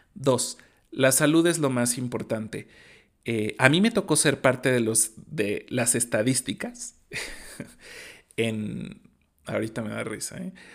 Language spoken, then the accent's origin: Spanish; Mexico; como buen mexicano